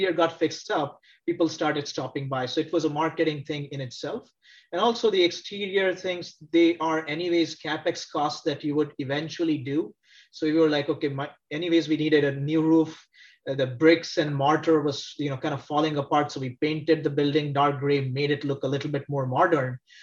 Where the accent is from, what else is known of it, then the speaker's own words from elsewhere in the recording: India; moved away as an adult; also born or lived in Texas, United States; now in Cincinnati, United States; Originally, I'm from India, grew up in India, moved to the US